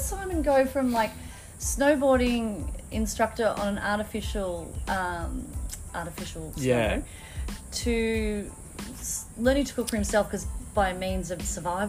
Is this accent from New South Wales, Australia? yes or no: no; Melbourne, Victoria, Australia; I grew up in Melbourne